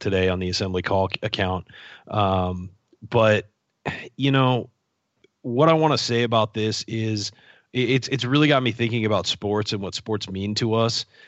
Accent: San Diego, California, United States; San Diego, my hometown, uh, where I grew up and, and have lived for most of my life

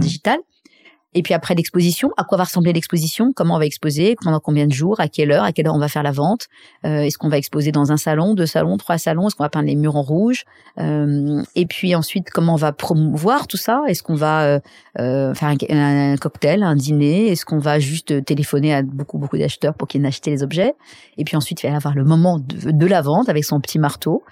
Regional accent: Saint-Cloud, Île-de-France, France; also born or lived in Paris; je suis née euh, à Paris, enfin pas à Paris, à Saint-Cloud.

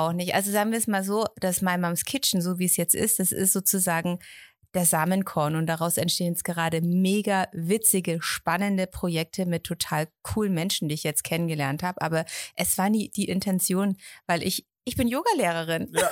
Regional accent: Erlangen, Bavaria, Germany; Ich bin in Erlangen aufgewachsen

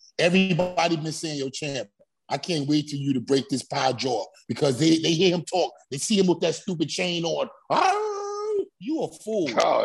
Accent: New York City, New York, United States; I'm from Brownsville, Brooklyn. You know what I'm saying? The same neighborhood as Mike Tyson and Ray Bowe.

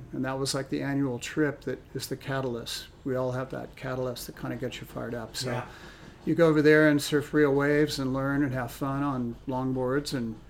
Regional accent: Los Angeles, California, United States; also born or lived in Newport Beach, California / Carpinteria, California; I grew up born in Newport and then moved to West LA when I was about five, and grew up in West Los Angeles

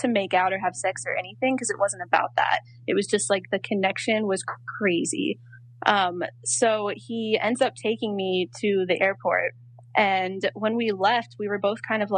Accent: North Carolina, United States; I'm from North Carolina

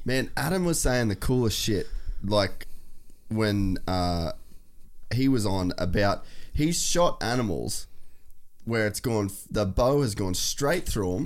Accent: Australia

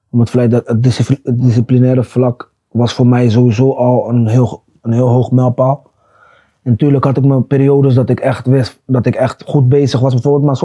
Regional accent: Netherlands; ik kwam uit Nederland.

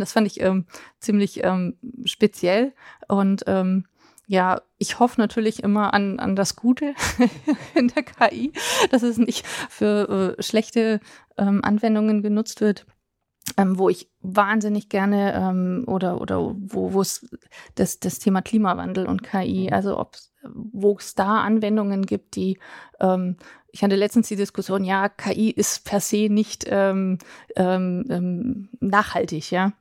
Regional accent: Berlin, Germany; also born or lived in near Dietenhofen, Bavaria; now in Dietenhofen area, Germany; für mich als Berliner Pflanze

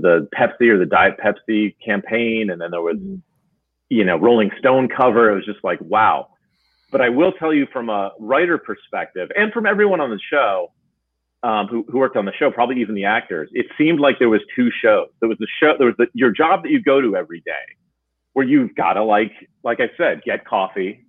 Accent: New Jersey, United States; I grew up in New Jersey

